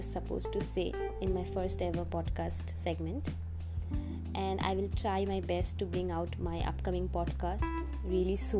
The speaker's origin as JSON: {"language": "English", "country": "India", "said": "from India"}